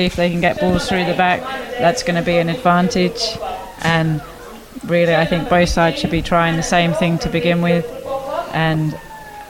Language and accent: English; Sydney, New South Wales, Australia; I am from Manly Warringah